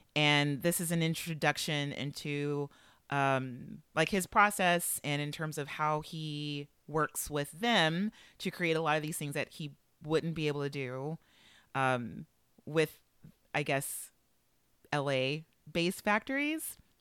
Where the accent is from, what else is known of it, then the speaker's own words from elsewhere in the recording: Los Angeles, California, United States; I would like to set the mood for Los Angeles as my hometown